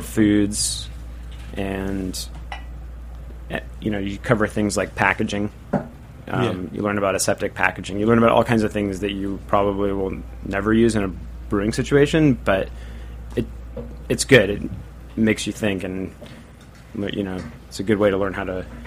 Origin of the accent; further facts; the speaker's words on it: Portland, Oregon, United States; now in New York City, United States; I'm from Portland, Oregon originally